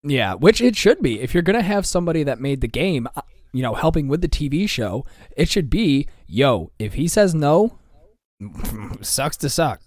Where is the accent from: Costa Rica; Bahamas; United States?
United States; Michigan